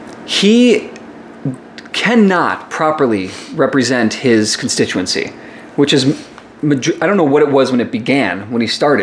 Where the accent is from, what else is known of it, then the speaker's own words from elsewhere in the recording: South Suburbs of Chicago, Illinois, United States; also born or lived in Las Vegas; now in Chicago, United States; So I grew up in the South Suburbs, and when I moved to Las Vegas for college